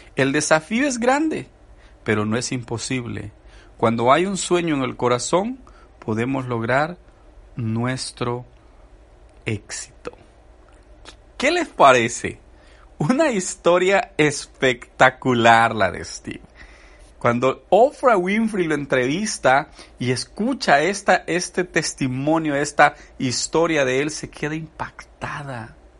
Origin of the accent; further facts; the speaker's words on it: El Salvador; Yo soy salvadoreño y he platicado con mis amigos del Salvador